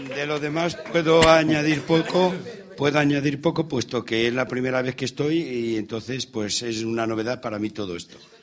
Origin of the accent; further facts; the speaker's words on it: Zapardiel de la Cañada, Castile and León, Spain; Soy de aquí, de un pueblo de Ávila